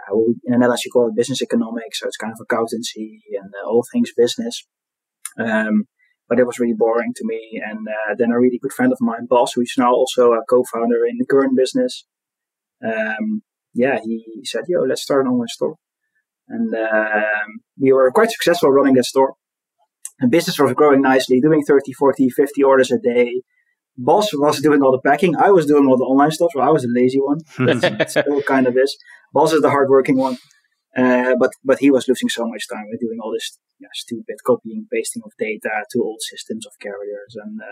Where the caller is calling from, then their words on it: Eindhoven, North Brabant, Netherlands; I'm calling in from Eindhoven